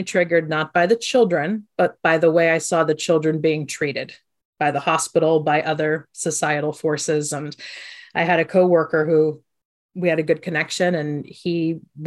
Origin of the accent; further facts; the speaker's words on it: Ohio, United States; also born or lived in Croatia; I grew up in Ohio.